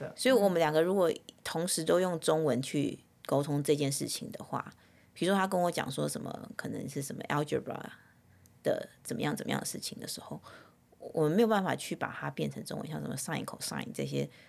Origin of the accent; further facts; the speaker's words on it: Taiwan; now in Southern California, United States; 跟我们在小时候在台湾的概念是一样的